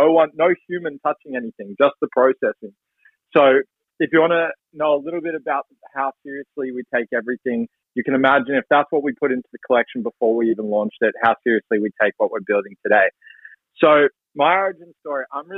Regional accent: Melbourne, Victoria, Australia; And so I grew up in Melbourne, Australia.

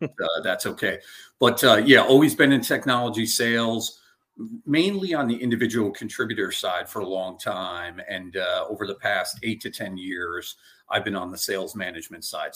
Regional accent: Albany, New York, United States; also born or lived in Westchester, New York; I was born and raised in upstate New York, so in Albany

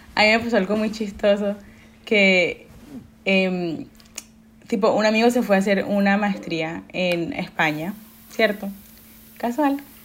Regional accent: Colombia; yo soy colombiana, y yo soy súper orgullosa de ser eso

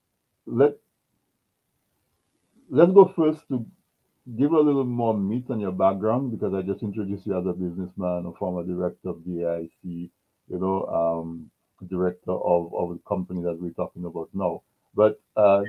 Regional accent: Dominica; I grew up in Dominica.

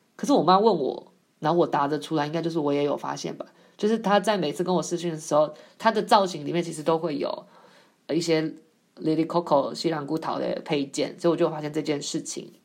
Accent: Taiwan; moved away; 台湾，我的祖国，好，不是，不是我的祖，我的故乡

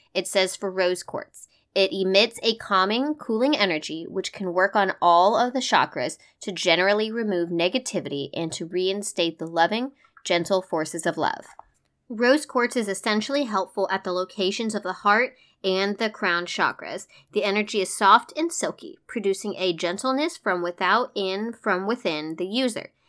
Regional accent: United States; as an American who has very limited experience with Northern European and Scandinavian traditions

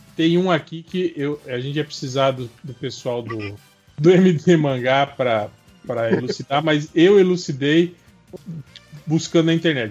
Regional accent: Santa Catarina, Brazil; now in Mato Grosso, Brazil; eu não ia querer o De Volta à Minha Terra porque ia ser Santa Catarina

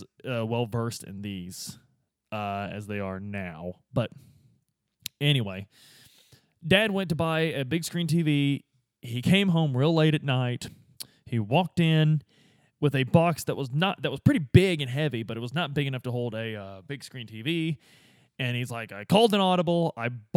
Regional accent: Midwest, United States; Growing up in the Midwest with these old school boomer dads

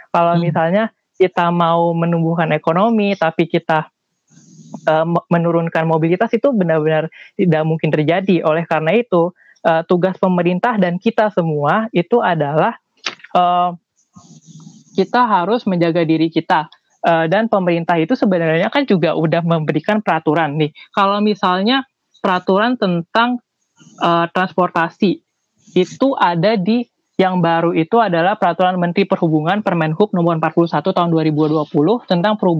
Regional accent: Jakarta, Indonesia; Iya, aku dari Jakarta.

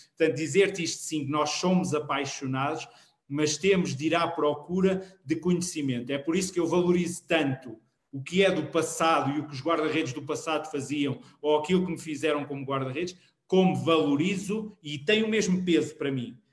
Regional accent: Queluz, Lisbon, Portugal; eu sou de Queluz Montabrão

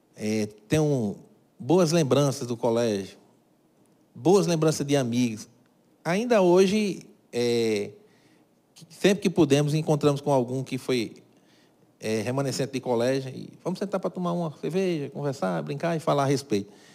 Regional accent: Cajazeiras, Paraíba, Brazil; Aqui foi onde eu nasci, cresci e vivo

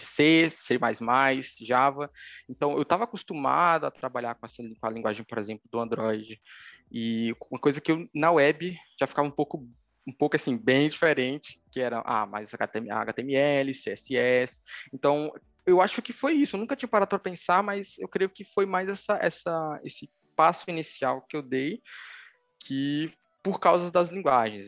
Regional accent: Recife, Pernambuco, Brazil; sou daqui de Recife, Pernambuco

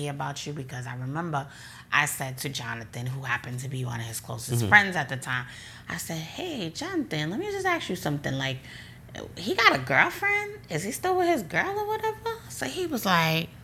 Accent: New Jersey, United States; I'm from Jersey

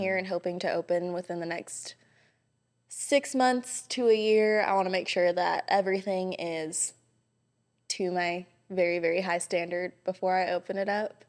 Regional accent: Hawaii, United States; moved away as an adult; also born or lived in Los Angeles, California; now in Johnson City, United States; I was born and raised in Hawaii, and then about a week after I graduated high school, I moved to California

